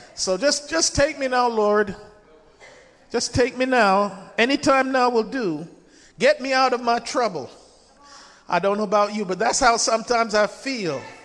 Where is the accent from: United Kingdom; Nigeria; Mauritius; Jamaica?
Jamaica; moved away; I was born in Jamaica